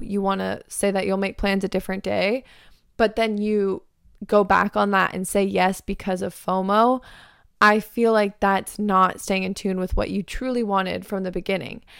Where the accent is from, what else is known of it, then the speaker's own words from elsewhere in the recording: Arizona, United States; now in California, United States; growing up in Arizona